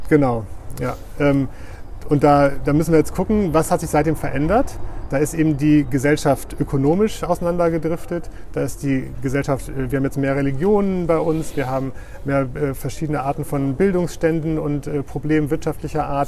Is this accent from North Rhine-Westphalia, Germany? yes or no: no; Oldenburg, Lower Saxony, Germany; moved away as an adult; also born or lived in Heidelberg / Berlin; now in Bremen, Germany; als Oldenburger